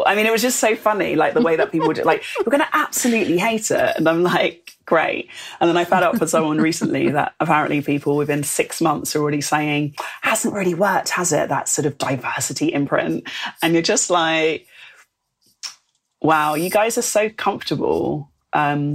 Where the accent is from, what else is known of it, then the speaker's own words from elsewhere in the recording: London, United Kingdom; moved away as an adult; now in Bristol, United Kingdom; I'm from London